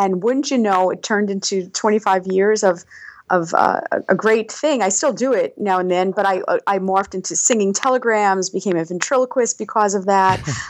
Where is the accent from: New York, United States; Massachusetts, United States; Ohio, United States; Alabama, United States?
New York, United States; New York City; also born or lived in Seattle / Colorado / Anchorage, Alaska; now in Palmer, Alaska, United States; I was born in Brooklyn